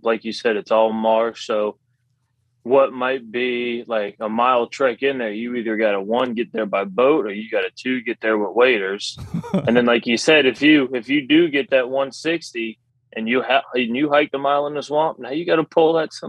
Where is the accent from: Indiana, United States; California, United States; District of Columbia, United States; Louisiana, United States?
Louisiana, United States; I'm about 30 minutes west of New Orleans.